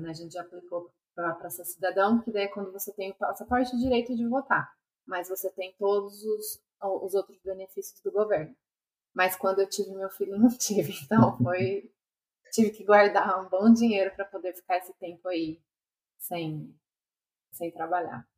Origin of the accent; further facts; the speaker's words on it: Brazil; moved away as an adult; also born or lived in United States; now in Australia; eu voltava para o Brasil